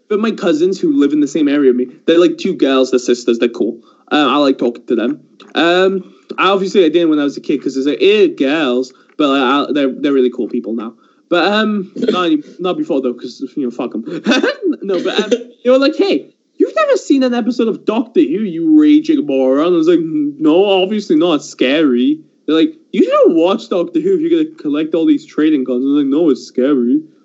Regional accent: England, United Kingdom; also born or lived in Iran; I grew up in England, but I was born in the Middle East in Iran

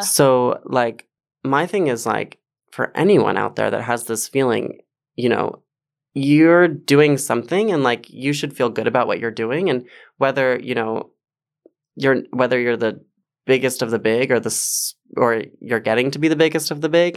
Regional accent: Westchester, New York, United States; I grew up in Westchester

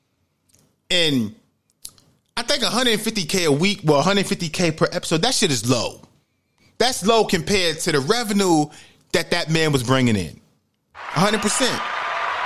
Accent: New York City, New York, United States; moved away; also born or lived in Georgia; the environment I grew up in the Bronx, New York, in the projects

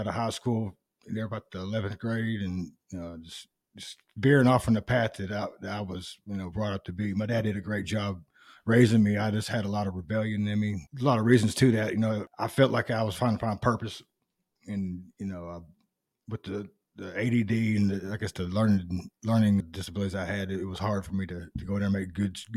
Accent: North Little Rock, Arkansas, United States; I was from Lakewood

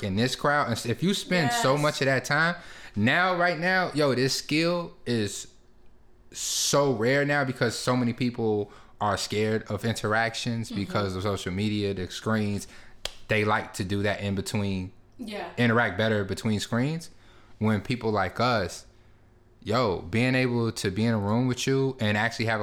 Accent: Chicago, Illinois, United States; I grew up in Auburn, Gresham, you know what I'm saying? Shout out to 87th and Ashland

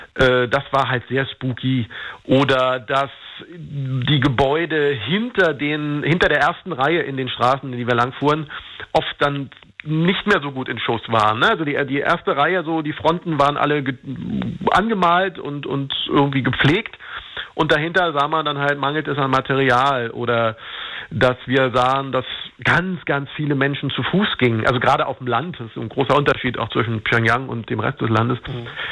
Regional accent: Berlin, Germany; ich bin in, in Marzahn aufgewachsen, also in einem großen Hochhausviertel

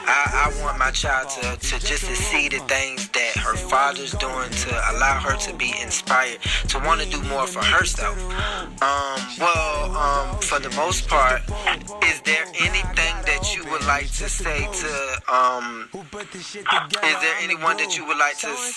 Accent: Norfolk, Virginia, United States; now in Atlanta, United States; So that's originally where I originated from. That's where I was born and raised.

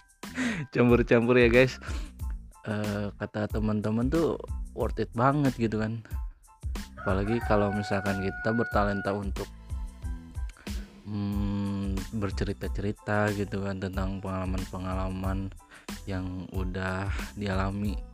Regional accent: Bandung, West Java, Indonesia; born there; gitu kan gue lahir di Bandung

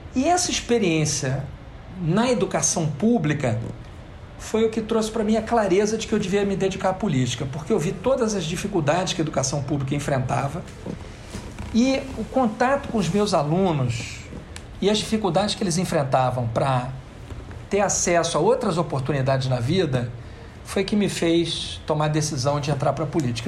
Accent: Rio de Janeiro, Brazil; also born or lived in Belo Horizonte; Eu fui criado em Copacabana, de forma que eu fiz uh, minha educação infantil, a minha creche, e pré-escola no Rio de Janeiro, ensino fundamental, ensino médio e ensino superior também

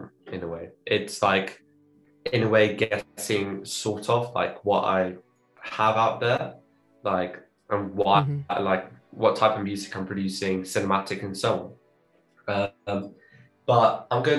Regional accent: London, United Kingdom; also born or lived in Cape Town, South Africa; And then I was born here in London, but then because I didn't have like a British citizenship or like passport, I was still South African. And then we moved back to South Africa in a few months after I was born. So I had the chance to live in Cape Town for around 4 years or so.

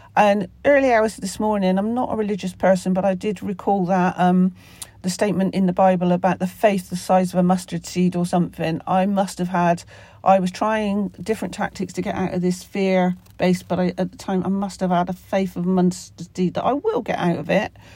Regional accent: Somerset, South West England, United Kingdom; accent: Somerset; my Somerset accent

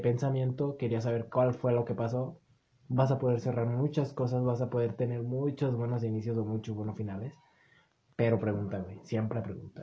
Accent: Mexico; con el que nos criamos en México

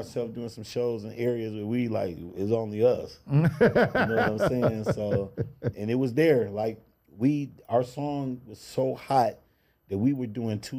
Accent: Cleveland, Ohio, United States; It was my hometown, right?

